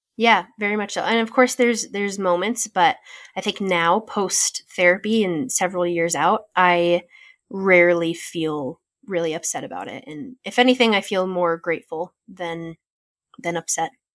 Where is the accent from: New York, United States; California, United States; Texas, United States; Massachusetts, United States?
California, United States; another option to serve in California close to my hometown